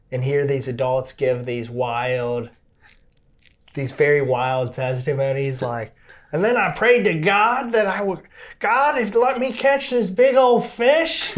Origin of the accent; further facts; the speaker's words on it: Cincinnati, Ohio, United States; also born or lived in Hamilton, Ohio; so I grew up, um, all over Cincinnati, Ohio.